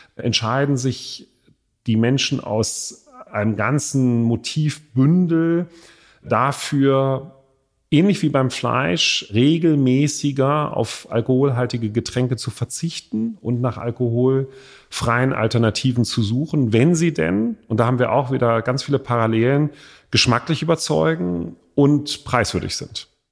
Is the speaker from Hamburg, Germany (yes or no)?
yes; Hamburg, Germany; in meiner Heimatstadt Hamburg